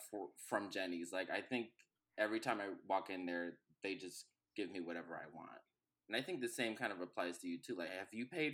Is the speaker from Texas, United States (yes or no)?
yes; Houston, Texas, United States; moved away as an adult; now in Chicago, United States; I am from Houston, Texas.